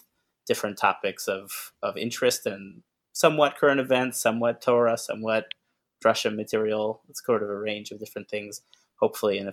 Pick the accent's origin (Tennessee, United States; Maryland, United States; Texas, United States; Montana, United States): Maryland, United States; Bethesda; also born or lived in Riverdale, Bronx, New York; now in New York, United States; I grew up in Bethesda, Maryland